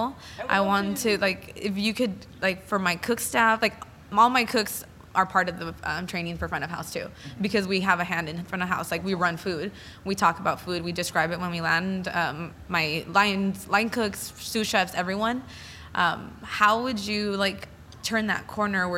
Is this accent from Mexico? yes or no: yes; Jalisco, Mexico; now in United States; I'm from Jalisco.